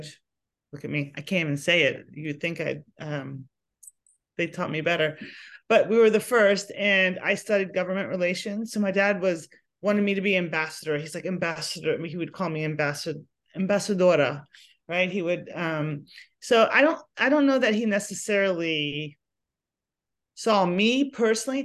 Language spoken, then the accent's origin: English; Arlington, Virginia, United States; Arlington's one of those places, you know, it's right outside DC. And I think, you know, it's my hometown